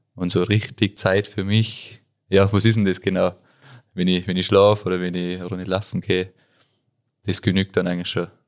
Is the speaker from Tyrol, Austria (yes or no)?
yes; Tyrol, Austria; bei uns in Tirol